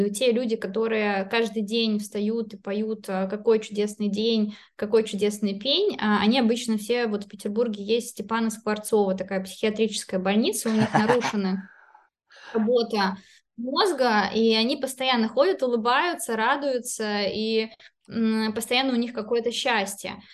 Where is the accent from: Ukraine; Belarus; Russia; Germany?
Belarus; born there; а. хотя я родилась в Беларуси, но это все очень а, близко.